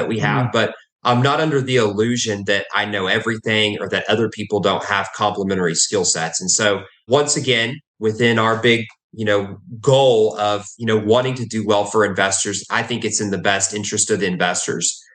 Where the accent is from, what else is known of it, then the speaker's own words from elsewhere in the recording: Texas, United States; also born or lived in Oklahoma; I was born in Oklahoma and I've grown up in Texas.